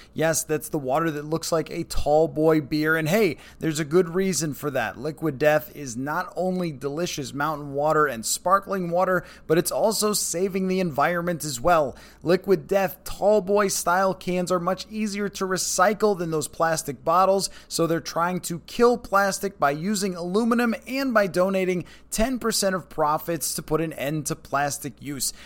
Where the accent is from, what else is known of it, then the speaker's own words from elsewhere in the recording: Buffalo, New York, United States; moved away; I grew up in Buffalo.